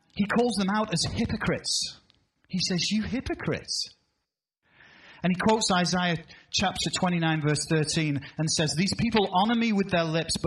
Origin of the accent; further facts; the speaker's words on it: United Kingdom; now in United States; as a Brit